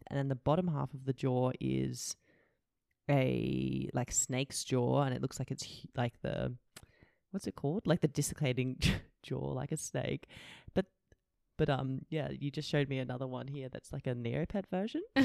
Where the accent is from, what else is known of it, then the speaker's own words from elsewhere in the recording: Canberra, Australian Capital Territory, Australia; also born or lived in Indonesia; now I'm back in Canberra with all my high school friends